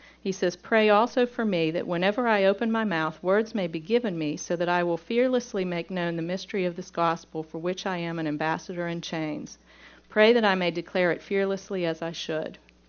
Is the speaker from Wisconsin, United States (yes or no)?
no; Pittsburgh, Pennsylvania, United States; accent: southern; Now, I'm from Pittsburgh, and when I go to Pittsburgh, they tell me that I have taken on a southern accent.